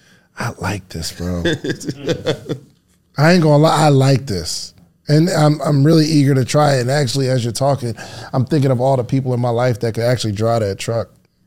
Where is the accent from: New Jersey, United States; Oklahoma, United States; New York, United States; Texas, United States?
New Jersey, United States; I'm from New Jersey, and I just don't. Okay. I'm from the tri-state